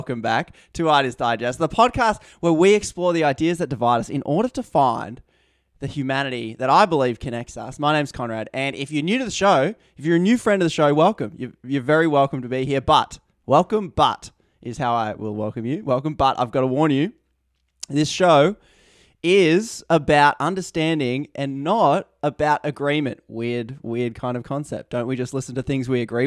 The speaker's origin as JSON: {"language": "English", "country": "Australia", "said": "I'm Australian. I live in Australia."}